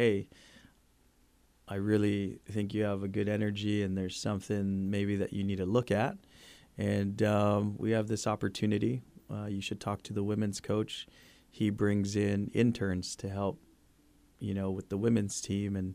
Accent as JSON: {"language": "English", "country": "Guam", "tie": "born or raised there", "moved": "yes", "said": "when we grew up in Guam."}